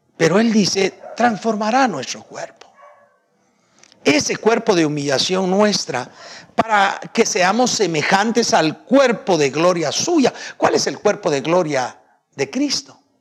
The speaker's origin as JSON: {"language": "Spanish", "country": "Guatemala", "tie": "born or raised there", "said": "yo soy guatemalteco, nací guatemalteco"}